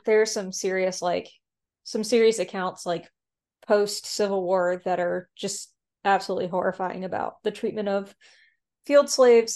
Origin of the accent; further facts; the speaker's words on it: the South, United States; I'm from the South